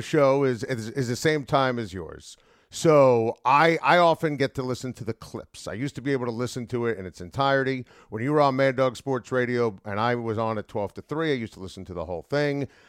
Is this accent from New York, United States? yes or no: yes; New Yorker, United States; as a New Yorker